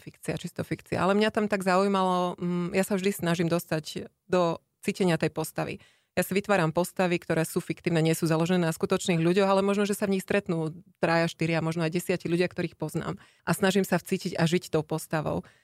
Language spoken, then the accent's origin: Slovak; Slovakia; moved away as an adult; also born or lived in Ireland; now in Luxembourg; ja som zo Slovenska odišla ešte ako študentka